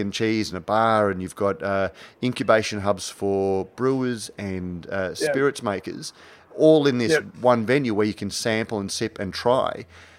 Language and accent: English; Brisbane, Queensland, Australia; as a Brisbane boy growing up in Brisbane